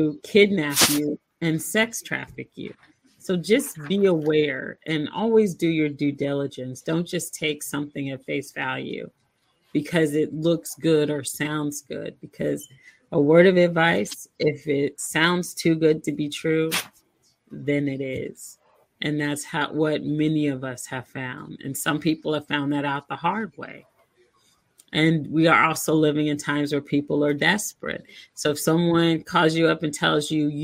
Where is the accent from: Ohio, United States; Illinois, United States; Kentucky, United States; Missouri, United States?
Missouri, United States; Kansas City; now in Arizona, United States; That's always going to be my hometown